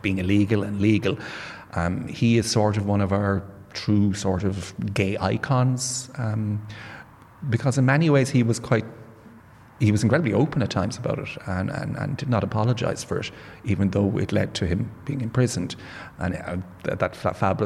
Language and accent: English; Limerick, Munster, Ireland; I'm from Limerick, and I went to drama classes